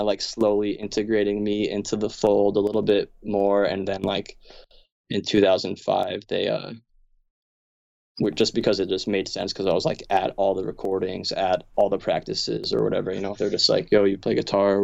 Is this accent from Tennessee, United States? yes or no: no; Kingston, Pennsylvania, United States; also born or lived in Wilkes-Barre; I'm from Kingston